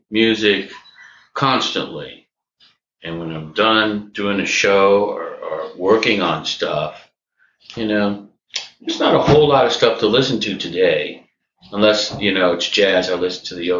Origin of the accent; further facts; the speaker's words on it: Los Angeles, California, United States; also born or lived in New Orleans, Louisiana; I was born in Louisiana. I was born in New Orleans. I grew up in Los Angeles. I moved to Los Angeles when I was about 10 months old.